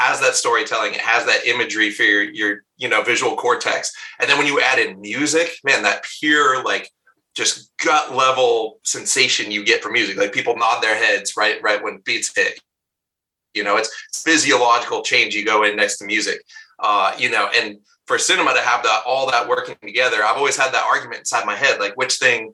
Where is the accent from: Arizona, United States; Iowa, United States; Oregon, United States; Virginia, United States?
Oregon, United States; Bend; as a kid growing up in Bend, Oregon